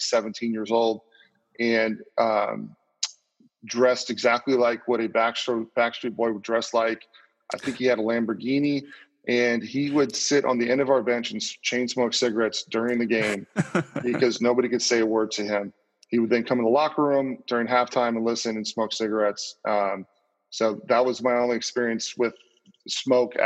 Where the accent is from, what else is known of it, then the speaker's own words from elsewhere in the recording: Orange County, California, United States; growing up in Orange County